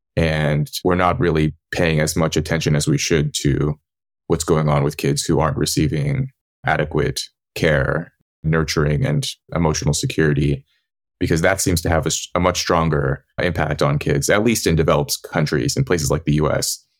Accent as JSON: {"language": "English", "region": "California", "country": "United States", "tie": "born or raised there", "said": "the people I grew up around in California"}